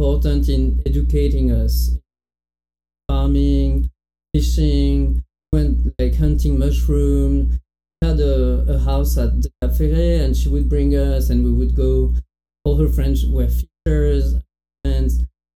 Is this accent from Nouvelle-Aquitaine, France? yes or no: yes; near Bordeaux, Médoc, Nouvelle-Aquitaine, France; English is a second language; moved away as an adult; now in United States; I'm from Bordeaux. I mean, close to Bordeaux, a very small town in the countryside. Exactly, more like the beginning of the Médoc